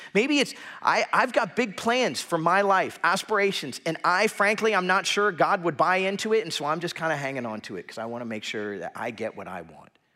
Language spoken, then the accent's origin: English; South Florida, United States; growing up in South Florida